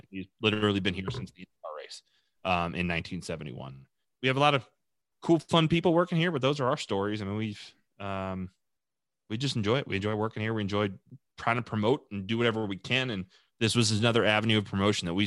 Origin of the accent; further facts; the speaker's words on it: Long Island, New York, United States; also born or lived in Charlotte, North Carolina; I'm from Long Island, New York.